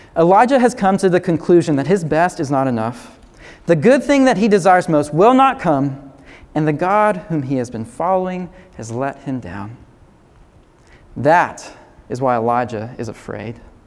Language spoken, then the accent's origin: English; the South, United States; growing up in the South